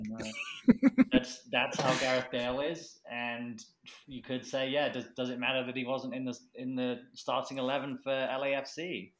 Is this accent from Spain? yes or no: no; England, United Kingdom; now in United States; as an Englishman